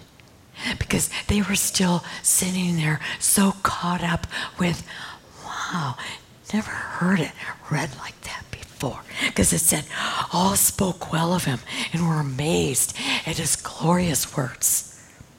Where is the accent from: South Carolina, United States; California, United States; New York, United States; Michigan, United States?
Michigan, United States; I came from Michigan.